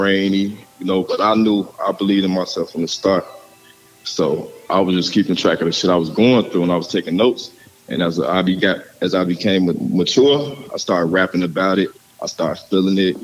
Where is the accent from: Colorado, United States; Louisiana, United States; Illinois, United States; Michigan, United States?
Illinois, United States; Chicago; I'm from Chicago, South Side